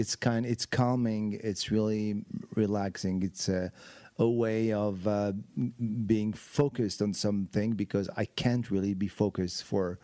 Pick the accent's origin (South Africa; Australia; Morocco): Morocco; now in United States; I grew up in Morocco.